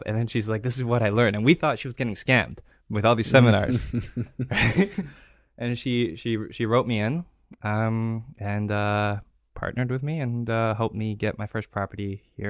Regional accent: Greece; also born or lived in Toronto, Canada / Singapore; I'm from Canada. I was born in Toronto. Okay. I grew up in Greece. Have family in Greece and from Singapore.

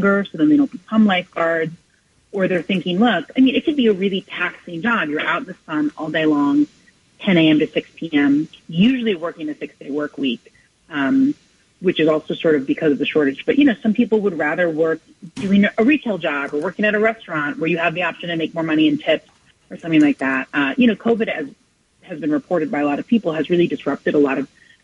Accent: New York City, New York, United States; I grew up out by the beach. I grew up out in Rockaway

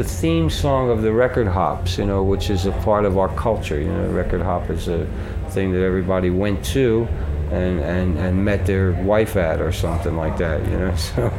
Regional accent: Philadelphia, Pennsylvania, United States; We're from Philadelphia, Pennsylvania, Rick.

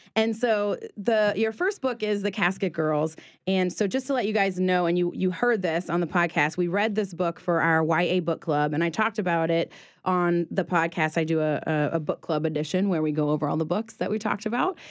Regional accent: New Orleans, Louisiana, United States; So I'm from New Orleans and being from here

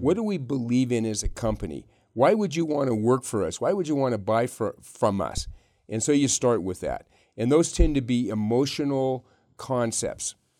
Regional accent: Yerington, Nevada, United States; also born or lived in Reno, Nevada; I grew up in Yarrington

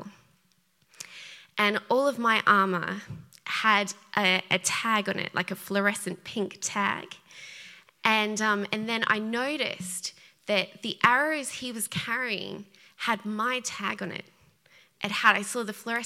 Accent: Australia; accent: Australian; moved away; I'm Australian, if you hadn't picked it up by the accent

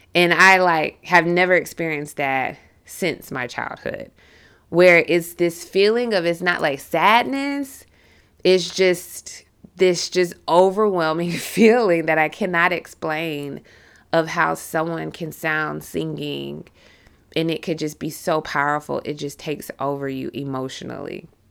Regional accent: the South, United States; I am from the South.

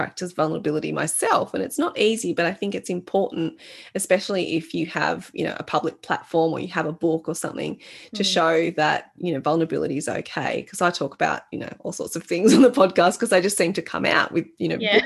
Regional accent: Australia; I was born in Australia

